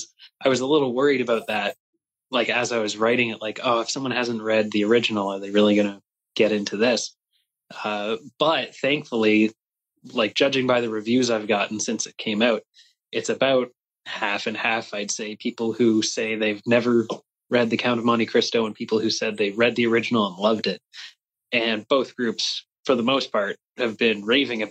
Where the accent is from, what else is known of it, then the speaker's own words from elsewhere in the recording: Canada; I don't speak much French, despite being Canadian